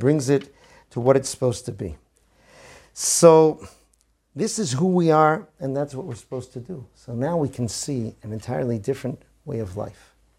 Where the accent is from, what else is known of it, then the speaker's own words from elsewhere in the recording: Boston, Massachusetts, United States; I grew up in Boston in the nineteen seventies